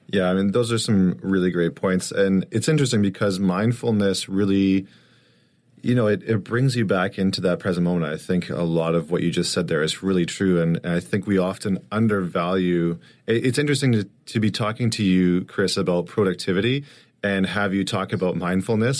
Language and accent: English; St. Albert, Alberta, Canada